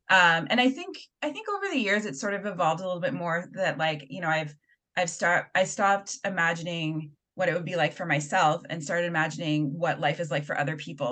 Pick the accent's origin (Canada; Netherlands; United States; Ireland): Canada; Halifax, Nova Scotia; I grew up in Halifax.